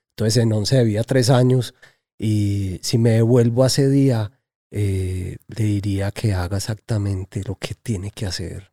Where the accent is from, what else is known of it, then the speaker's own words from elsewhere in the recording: Medellín, Antioquia, Colombia; nací en Lovaina y que era, que es un barrio, pues, conocido como por la prostitución y eso